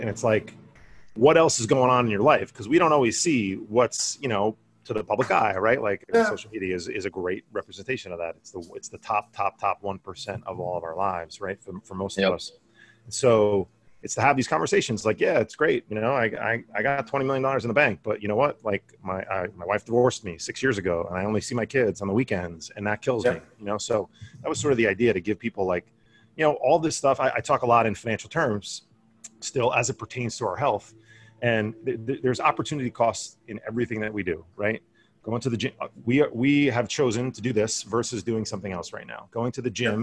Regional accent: Bergenfield, New Jersey, United States; now in California, United States; I grew up in Bergenfield, New Jersey

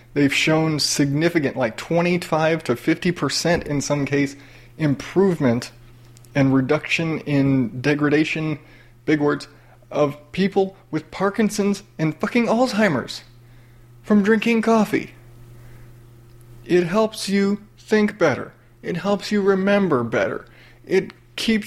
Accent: the South, United States; I grew up in the South

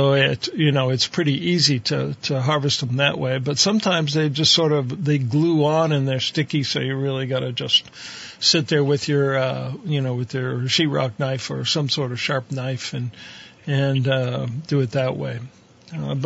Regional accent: Ohio, United States; moved away; I grew up out in Ohio, right on the Pennsylvania border

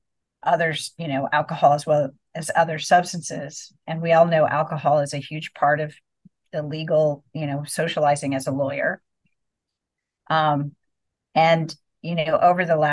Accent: Houston, Texas, United States; moved away as an adult; also born or lived in Seattle, United States / Austin, United States; I grew up in Houston and went to Austin to UT for undergrad.

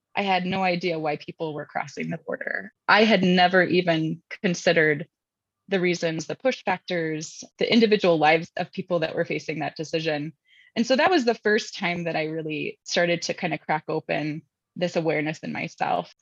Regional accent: Indianapolis, Indiana, United States; moved away; I'm from Indianapolis

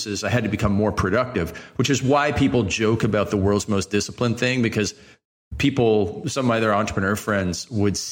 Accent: Canada; I'm Canadian.

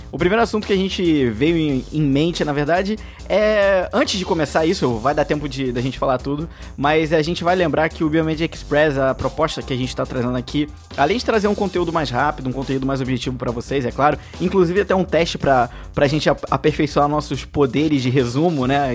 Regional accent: Brazil; como brasileiro

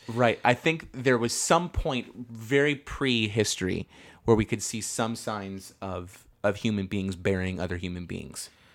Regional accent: Northern California, United States; we are from Northern California

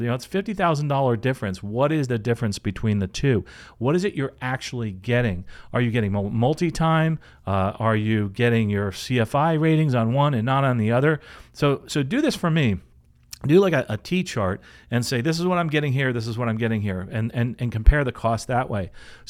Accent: Venezuela; now in United States; To give some context, I'm from Venezuela, living in the U.S., I've always wanted to fly

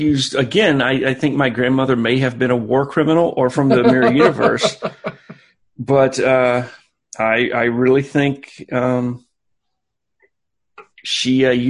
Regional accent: Boston, Massachusetts, United States; Oh yeah, I am from South Side of Boston.

